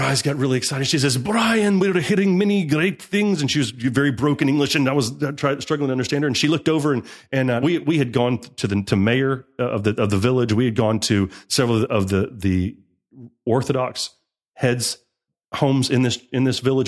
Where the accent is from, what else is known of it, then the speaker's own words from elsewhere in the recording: United States; I'm an American.